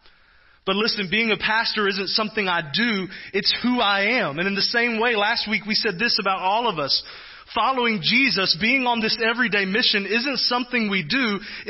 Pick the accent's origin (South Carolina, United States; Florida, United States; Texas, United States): Texas, United States; now in Kansas, United States; I'm from Texas